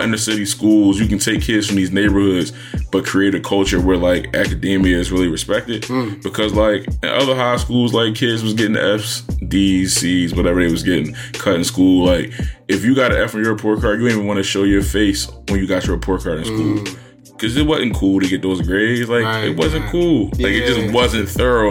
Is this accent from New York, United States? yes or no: no; Philadelphia, Pennsylvania, United States; I was from Uptown